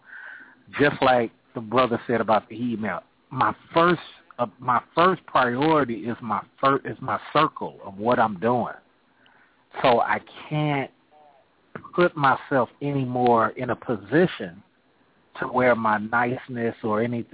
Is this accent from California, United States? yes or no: yes; Oakland, California, United States; I'm from Oakland, California.